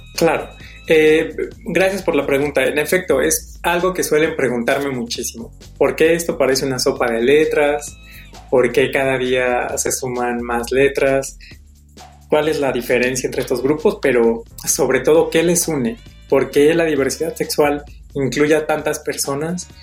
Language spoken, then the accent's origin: Spanish; Mexico; como la nuestra, como la mexicana